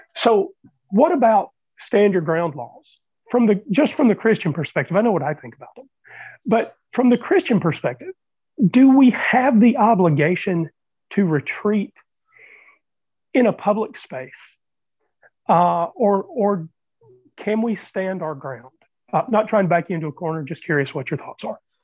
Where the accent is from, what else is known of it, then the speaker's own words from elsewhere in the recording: Southeast, United States; I was born in the Southeast. Uh, I grew up in the Southeast. I continue to live in the Southeast.